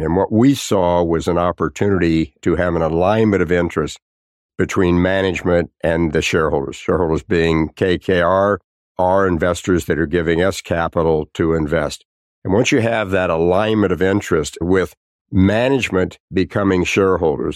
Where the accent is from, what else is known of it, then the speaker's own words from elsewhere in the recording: Tulsa, Oklahoma, United States; I grew up in Tulsa, Oklahoma